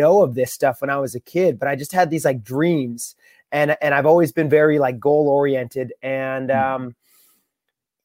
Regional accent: Beachburg, Ontario, Canada; now in Rock Island, United States; I grew up in the Ottawa Valley in a really small town called Beechburg, Ontario, beside the Ottawa River, up in Canada

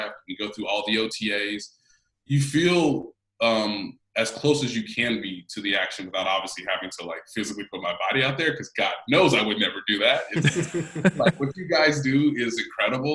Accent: Kansas City, Missouri, United States; I'm from Kansas City

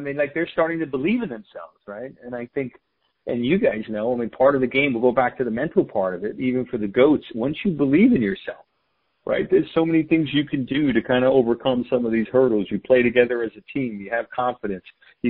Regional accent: New York City, New York, United States; we grew up in the Bronx

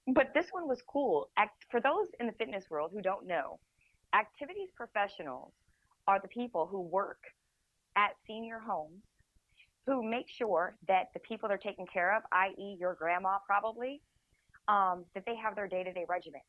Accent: United States; I'm from the United States

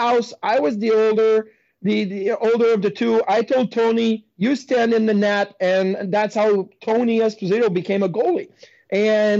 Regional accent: Quebec City, Quebec, Canada; moved away as an adult; I was in Quebec City

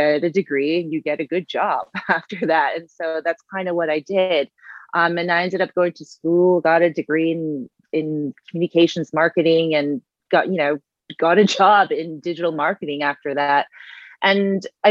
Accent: Long Beach, New York, United States; also born or lived in South Korea / Dominican Republic; predominantly grew up on Long Island in New York

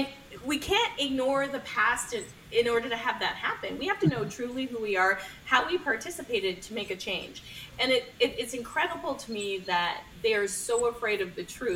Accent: Canada; I'm a Canadian.

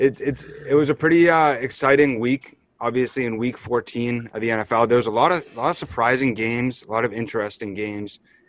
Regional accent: New England, United States; I'm from the New England area

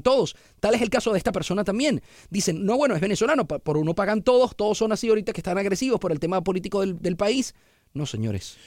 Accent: San Francisco, California, United States; now in Houston, United States; nací en San Francisco

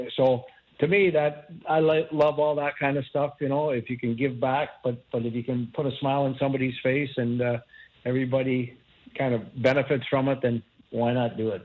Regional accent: near Kitchener, Ontario, Canada; in Kitchener near my hometown

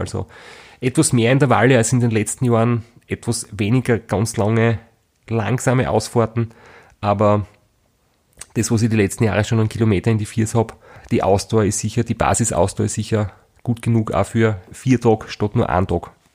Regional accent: Austria; bei uns in Österreich

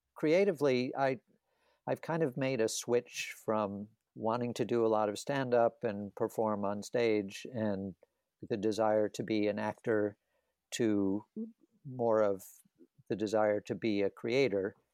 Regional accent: the South, United States; I grew up in the South

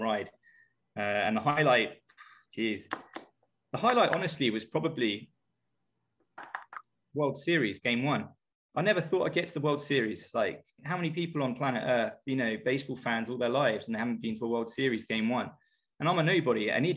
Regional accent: England, United Kingdom; moved away as an adult; now in Asia; growing up in England

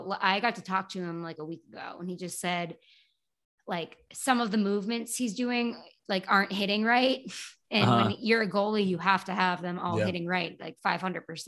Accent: Canton, Massachusetts, United States; I'm from Boston

